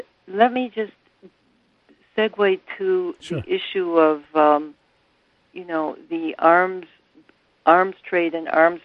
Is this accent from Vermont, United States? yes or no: yes; Burlington, Vermont, United States; I'm from Burlington, Vermont